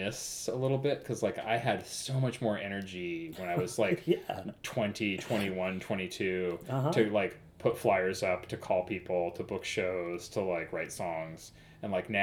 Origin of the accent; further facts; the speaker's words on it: Cottage Grove, Oregon, United States; moved away as an adult; also born or lived in Eugene, Oregon; now in Portland, United States; I grew up in Cottage Grove